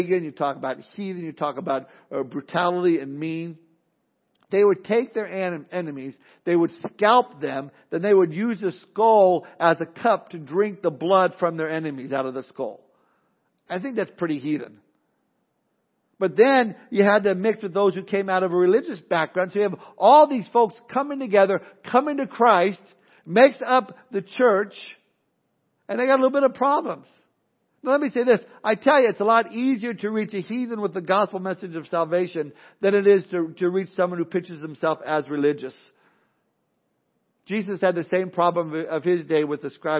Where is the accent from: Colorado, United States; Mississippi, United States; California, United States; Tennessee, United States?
California, United States; Southern; Growing up in Southern California, it was a melting pot of all sorts of different races and nationalities